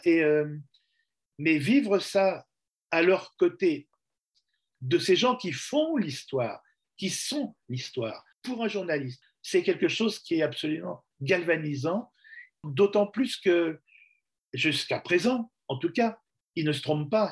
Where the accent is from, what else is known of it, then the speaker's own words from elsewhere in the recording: France; Je suis journaliste, je viens de France pour euh, travailler sur le problème irlandais